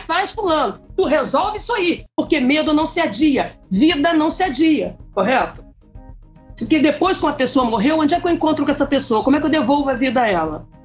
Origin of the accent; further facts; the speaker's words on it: Rio de Janeiro, Brazil; eu venho, venho do Rio de Janeiro, é o Salgueiro